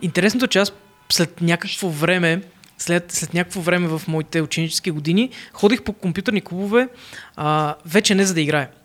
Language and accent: Bulgarian; Plovdiv, Plovdiv Province, Bulgaria; съм от Пловдив